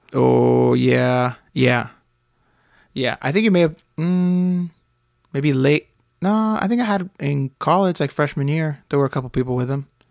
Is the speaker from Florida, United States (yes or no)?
yes; Miami, Florida, United States; moved away; I grew up in Miami with a lot of banana spiders